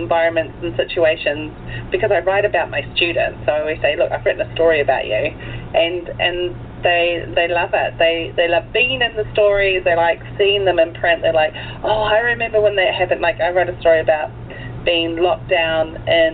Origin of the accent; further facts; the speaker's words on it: New Zealand; also born or lived in Michigan, United States / Auckland, New Zealand / Tauranga, New Zealand; originally I'm from the United States. I was born in Michigan. My parents immigrated to New Zealand when I was 4. So basically raised in New Zealand